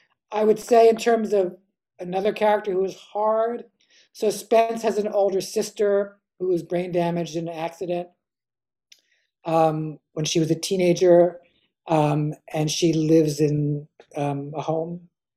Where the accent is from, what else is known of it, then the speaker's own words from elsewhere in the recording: East Coast, United States; whereas I grew up on the East Coast